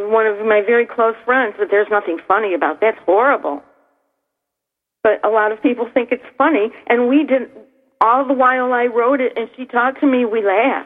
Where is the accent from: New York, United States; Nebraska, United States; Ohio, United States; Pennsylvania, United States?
New York, United States; Niagara Falls; my hometown here in Niagara Falls